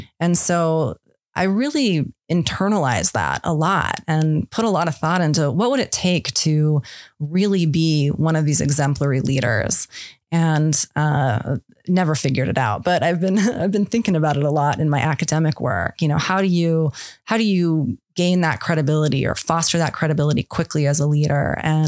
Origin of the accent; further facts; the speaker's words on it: Idaho, United States; He was a district ranger, moved up to the supervisor's office. You know, we moved around Idaho to the different places.